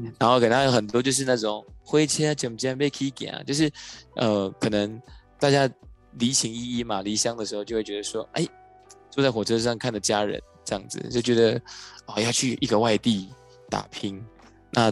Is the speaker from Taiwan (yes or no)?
yes; Yunlin County, Taiwan; moved away; 我是云林人，那时候就跟外公外婆在云林